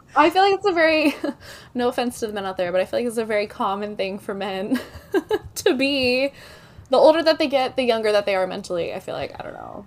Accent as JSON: {"language": "English", "town": "Dallas", "region": "Texas", "country": "United States", "tie": "born or raised there", "also_born_or_lived": "Oklahoma", "moved": "yes", "said": "I was born in Oklahoma, uh, raised in Dallas, bounced around, and now I'm back here."}